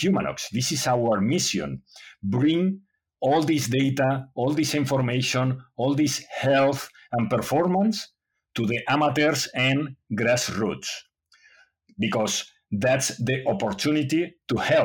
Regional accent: Spain; English is a second language; also born or lived in United States; I was born in Spain, and I was there studying, and I grew up in Spain.

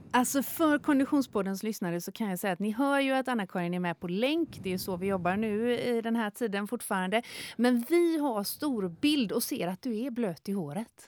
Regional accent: north of Gothenburg, between Kungälv and Stenungsund, Västra Götaland, Sweden; also born or lived in Tjörn; Där jag är född och uppvuxen eh, eh, norr om, om Göteborg, eh, mellan Kungälv och Stenungsund vid havet ut där

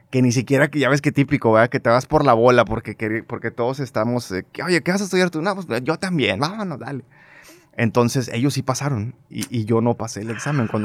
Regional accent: Monterrey, Nuevo León, Mexico; Sí, 100% regio. Nacido aquí

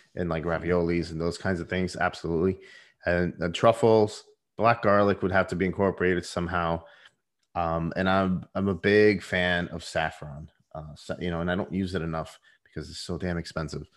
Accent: Puerto Rico; I was born in Puerto Rico. I was raised in the Puerto Rican culture to an extent.

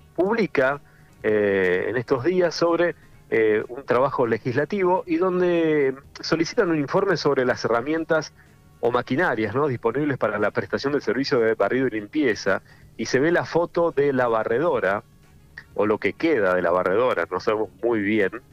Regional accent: Darregueira, Buenos Aires Province, Argentina; soy del pueblo

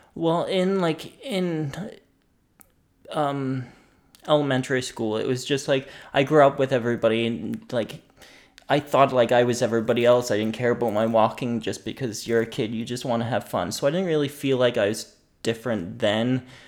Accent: Greenwood, Nova Scotia, Canada; now in Halifax, Canada; I'm from Nova Scotia, down in the valley.

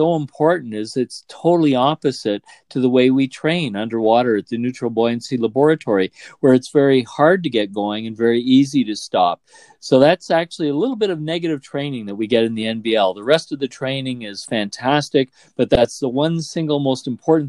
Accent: Canada; as a Canadian astronaut

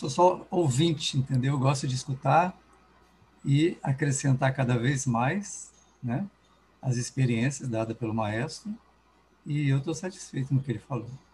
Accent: Mogi das Cruzes, São Paulo, Brazil; Eu sou de Mogi também, Mogi das Cruzes

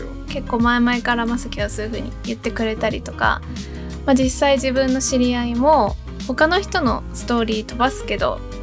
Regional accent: United States; moved away; アメリカ育ちインフルエンサーの猫が好きな

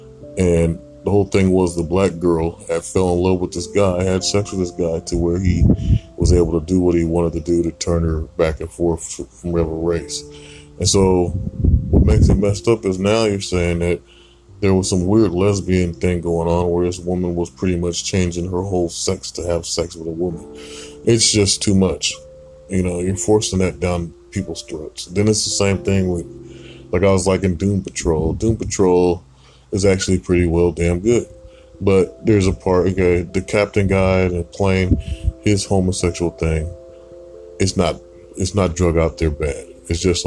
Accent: Portland, Oregon, United States; I was born here in Portland.

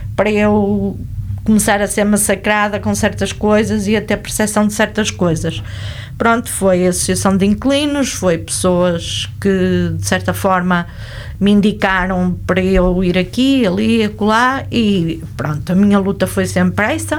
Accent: Vila Nova de Gaia, Norte, Portugal; also born or lived in Porto; nasci no Porto, mas fui em braços para Gaia.

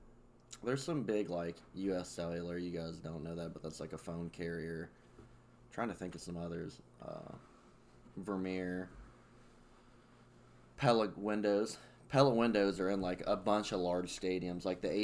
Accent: Ottumwa, Iowa, United States; moved away as an adult; also born or lived in Rochester area, New York; now in Rochester, United States; a lot of Hispanics in my hometown and, a lot of druggies and crime. Just in a small town in Iowa, you wouldn't think about it, but Ottumwa, Iowa was the meth capital of the world.

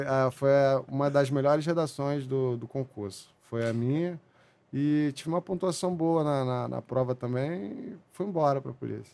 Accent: São João de Meriti, Rio de Janeiro, Brazil; eu fui nascido e criado em São João de Meriti, divisa de São João de Meriti com o Duque de Caxias

